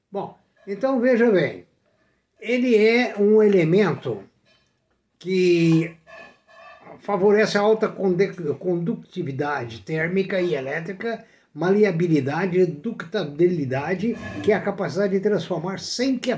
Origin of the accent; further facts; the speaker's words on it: Brazil; Eu sou brasileiro.